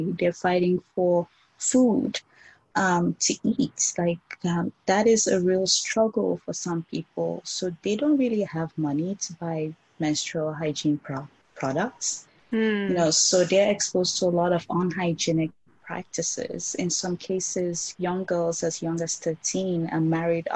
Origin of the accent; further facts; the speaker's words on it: Nigeria; I grew up in Nigeria